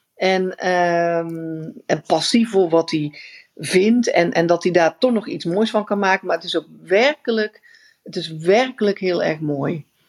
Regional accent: Netherlands; also born or lived in India; wij zijn natuurlijk super efficiënt als Nederlanders

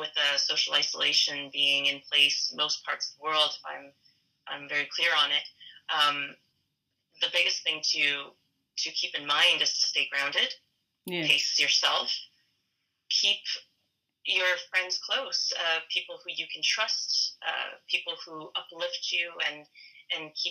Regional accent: Fredericton, New Brunswick, Canada; also born or lived in Hong Kong; I grew up in Fredericton, New Brunswick. I was born in Hong Kong

